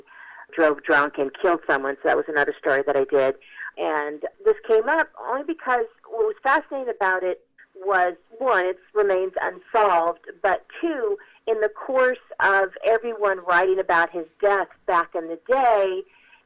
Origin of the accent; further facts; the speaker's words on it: Southern California, United States; I was born and raised in Southern California